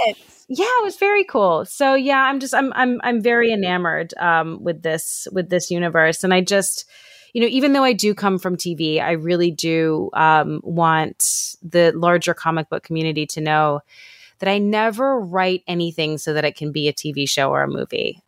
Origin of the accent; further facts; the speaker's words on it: New York City, New York, United States; moved away; I'm from New York City originally, and my dad still lives walking distance from the Javits Center